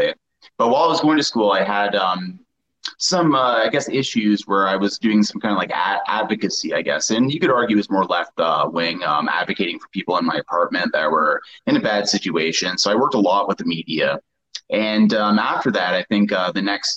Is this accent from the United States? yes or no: no; southern Ontario, Canada; now in Toronto, Canada; I'm from like southern Ontario, so a little more of a rural area